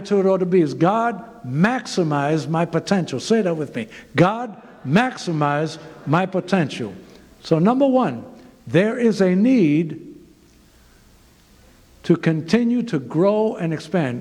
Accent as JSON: {"language": "English", "town": "New York City", "region": "New York", "country": "United States", "also_born_or_lived": "Zimbabwe", "moved": "as an adult", "said": "I'm from New York City."}